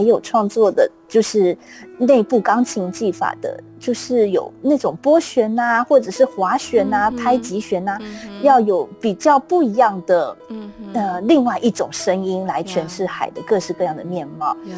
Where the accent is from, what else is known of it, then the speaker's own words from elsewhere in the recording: Kaohsiung, Taiwan; moved away; also born or lived in United Kingdom; 我在来自高雄啊，然后是这是一个有海洋的城市真的。